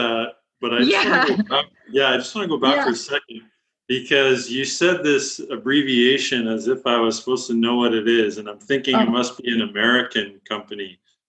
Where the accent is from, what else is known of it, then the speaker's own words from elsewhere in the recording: Canada; I'm Canadian